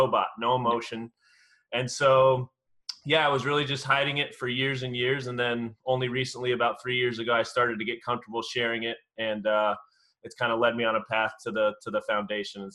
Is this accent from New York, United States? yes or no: no; Southern California, United States; I'm born and raised in Southern California